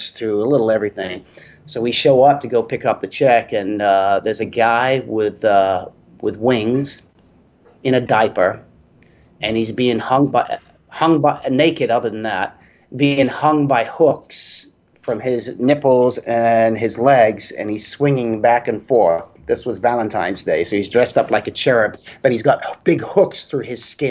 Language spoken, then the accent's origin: English; Hayes, London, United Kingdom; moved away; I'm from England originally, Middlesex, Hayes up that way. I was born up there and lived up there.